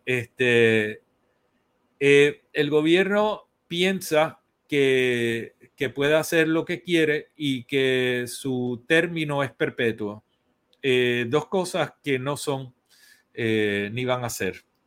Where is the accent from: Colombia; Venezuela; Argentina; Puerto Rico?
Puerto Rico; somos todos puertorriqueños